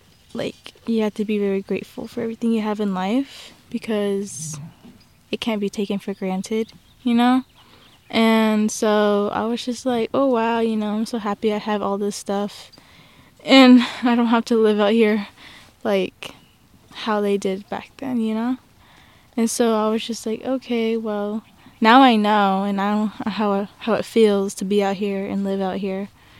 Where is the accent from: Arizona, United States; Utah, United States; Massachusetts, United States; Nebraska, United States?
Utah, United States; Salt Lake City; And I am from Utah, Salt Lake, Utah. My dad's side comes from, like, the Grand Canyon. And then my mom's side comes from Four Corners.